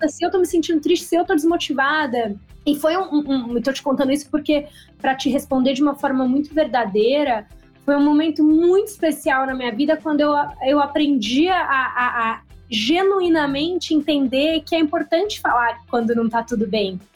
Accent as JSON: {"language": "Portuguese", "town": "Campinas", "region": "São Paulo", "country": "Brazil", "tie": "born or raised there", "also_born_or_lived": "Rio de Janeiro", "moved": "as an adult", "said": "Eu nasci em Gambinas, interior de São Paulo"}